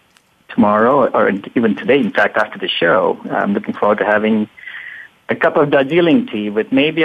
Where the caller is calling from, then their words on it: California, United States; I'm on the other side of the world from Tillman and Sven. I'm in San Francisco Bay Area in the U.S.